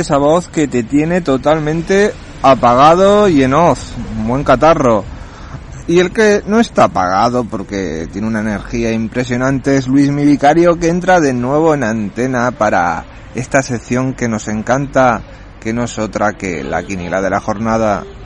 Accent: Puertollano, Castilla-La Mancha, Spain; soy de Puerto Llano

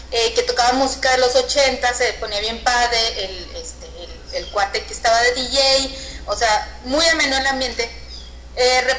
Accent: Mexico; los mexicanos como que somos todavía, y mexicanas somos como que más

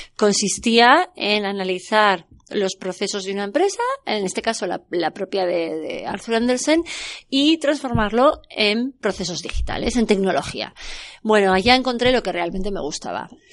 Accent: Pamplona, Navarre, Spain; yo soy de Pamplona, originariamente

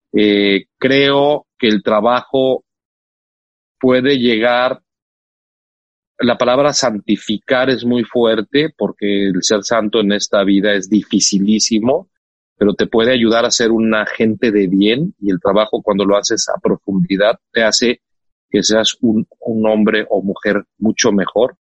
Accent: Mexico; Soy orgullosísimo mexicano

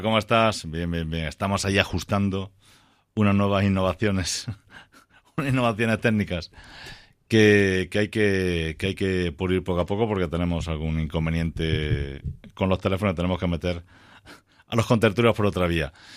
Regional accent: Granada, Andalusia, Spain; como granadino me sentí orgulloso al equipo que representa nuestra tierra

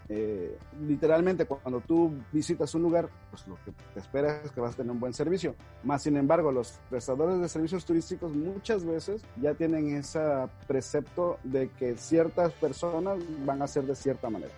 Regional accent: Mexico; para nosotros en México, eh, hablando como mexicanos

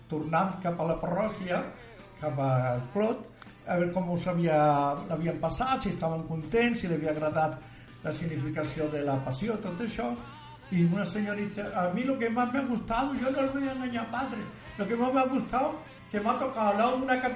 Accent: Andalusia, Spain; moved away; also born or lived in Terrassa; Vinc de Terrassa, vinc d'Andalusia, abans de Terrassa

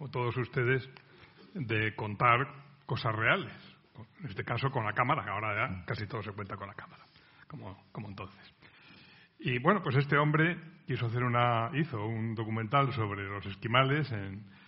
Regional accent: Cantabria, Spain; moved away; busqué cuando vine de mi provincia natal, de Cantabria, quise matricularme en la escuela de periodismo

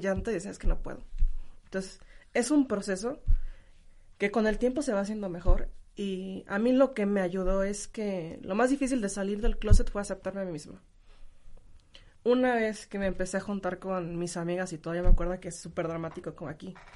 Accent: Guanajuato, Mexico; also born or lived in Turkey / Canada; Yo no soy de otro país, soy de Guanajuato

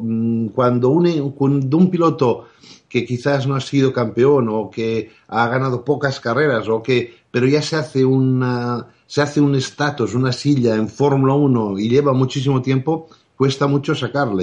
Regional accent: Sant Cugat del Vallès, Catalonia, Spain; teníamos tres camiones que hacíamos el transporte desde mi pueblo, San Cugat, a Barcelona

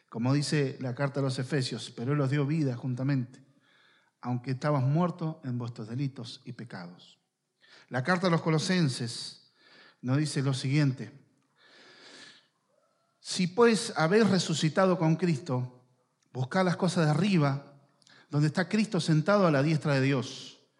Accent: Argentina; cada uno que nació en este territorio podemos decir soy argentino. Estamos sujetos a las leyes, a las autoridades de esta nación, y eso nos distingue por cualquier otro lugar del mundo. Nosotros, nuestro lugar es acá.

